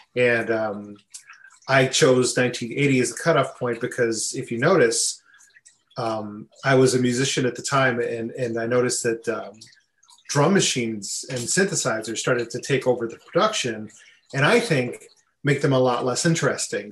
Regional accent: Buffalo, New York, United States; I grew up in Buffalo, New York

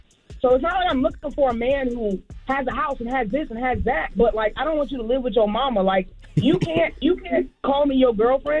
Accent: Jacksonville, Florida, United States; I'm from Jacksonville, Florida. Shout out to Duval.

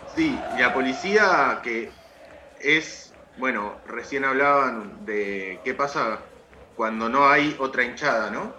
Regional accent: La Plata, Buenos Aires Province, Argentina; yo soy de La Plata, la bombonera no me queda tan lejos

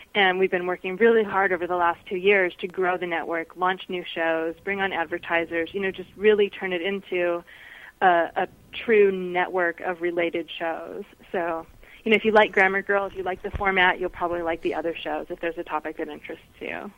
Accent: Seattle, Washington, United States; now in Reno, United States; I grew up in Seattle, but I live in Reno, Nevada now

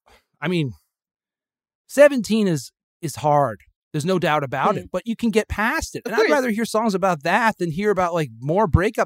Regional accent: Connecticut, United States; I grew up in Connecticut in the 1970s.

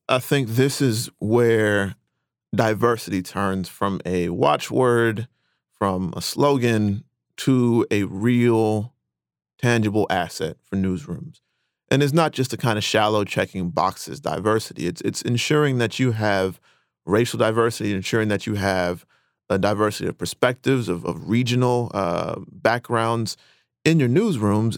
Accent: Rocky Mount, North Carolina, United States; my hometown of Rocky Mountain, North Carolina.

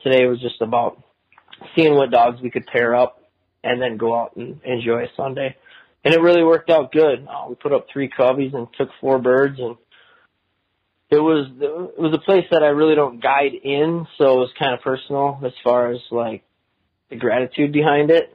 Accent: Minnesota, United States; moved away as an adult; also born or lived in Phoenix, Arizona / Kansas; now in Arizona, United States; I went to, to Minnesota kindergarten through my senior year in high school, and that's my home

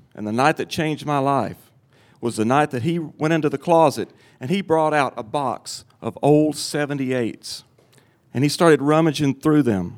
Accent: Cottage Grove, Tennessee, United States; I was 8 years old, and I lived in my hometown of Cottage Grove, Tennessee

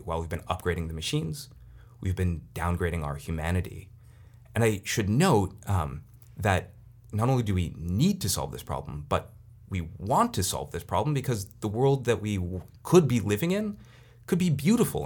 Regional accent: Silicon Valley, California, United States; I'm from Silicon Valley

